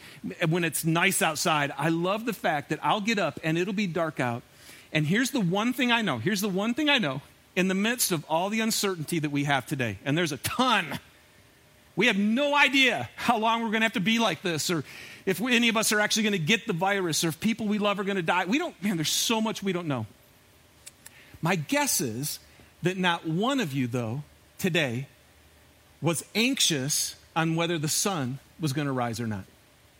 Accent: Michigan, United States; I'm from Michigan. And I took a group of high school kids on a week-long backpacking trip up in the Upper Peninsula of Michigan.

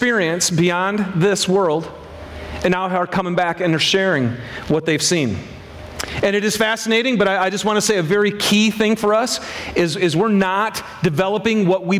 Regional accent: Michigan, United States; I'm from Michigan.

